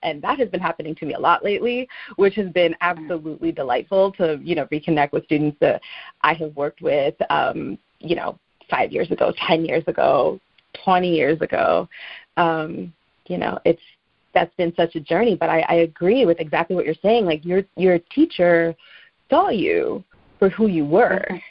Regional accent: Teaneck, New Jersey, United States; where I grew up in Teaneck, New Jersey

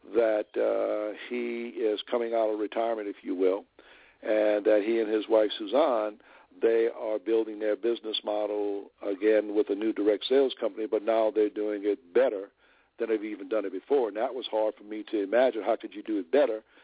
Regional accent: New Orleans, Louisiana, United States; I'm originally from New Orleans, and I was living in New Orleans during the time of that company launch

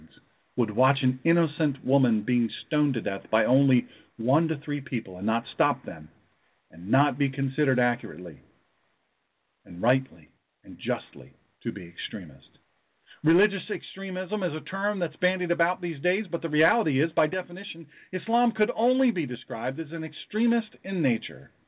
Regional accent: United States; I was born in America

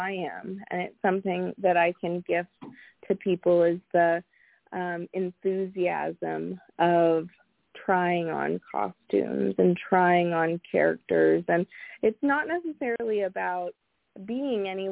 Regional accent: San Francisco Bay Area, California, United States; I grew up in the San Francisco Bay Area

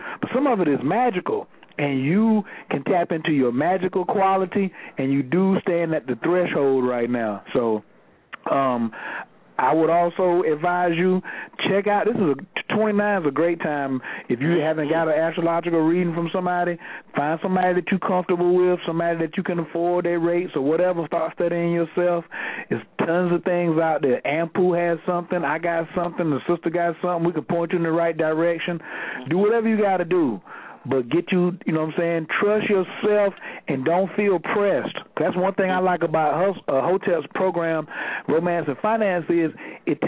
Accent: Fayetteville, United States; I'm in Fayetteville and I'm from Fayetteville

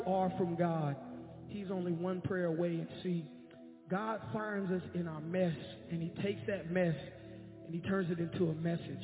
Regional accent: Jacksonville, Florida, United States; I'm from Jacksonville, Florida

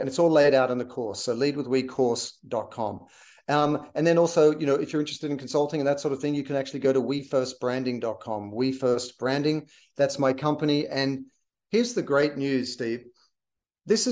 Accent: Australia; now in Los Angeles, United States; I'm an Australian.

